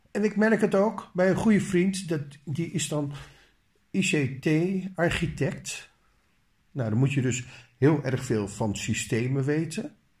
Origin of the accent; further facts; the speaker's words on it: Netherlands; als Nederlander